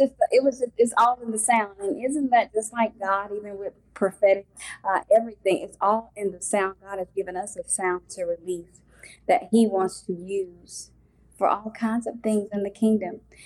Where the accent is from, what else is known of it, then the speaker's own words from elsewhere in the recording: Mississippi, United States; I'm from Mississippi